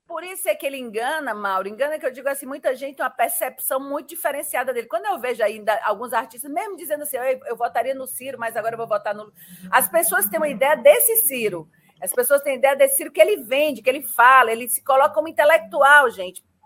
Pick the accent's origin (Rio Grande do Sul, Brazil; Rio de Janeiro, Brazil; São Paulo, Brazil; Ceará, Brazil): Ceará, Brazil; eu que sou daqui do Ceará